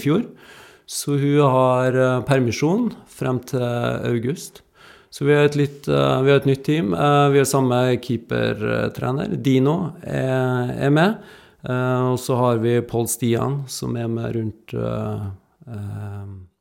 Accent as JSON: {"language": "Norwegian", "town": "Trondheim", "region": "Trøndelag", "country": "Norway", "tie": "born or raised there", "moved": "yes", "said": "jeg kommer jo fra Trondheim. jeg er oppvokst ikke langt ifra Lerkendal."}